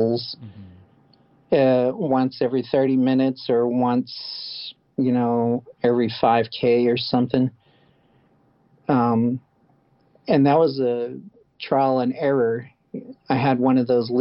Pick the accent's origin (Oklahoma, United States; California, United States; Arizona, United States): Oklahoma, United States; Tulsa; my hometown